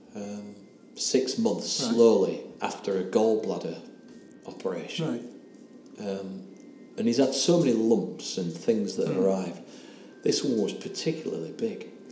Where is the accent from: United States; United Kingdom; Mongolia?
United Kingdom; England; accent: English; my English accent